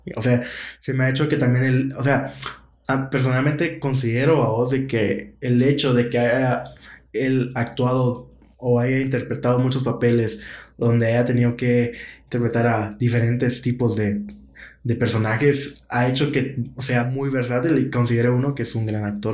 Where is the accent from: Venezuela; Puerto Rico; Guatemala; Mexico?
Guatemala; como guatemaltecos